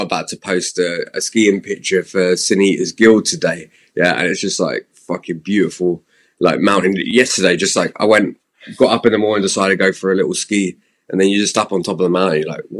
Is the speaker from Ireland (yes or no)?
no; Slough, South East England, United Kingdom; now in Squamish, Canada